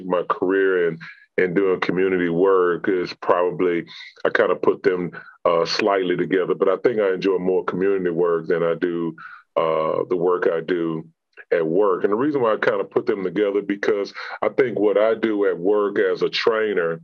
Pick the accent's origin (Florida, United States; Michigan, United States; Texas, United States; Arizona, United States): Texas, United States; Houston; born and raised in Houston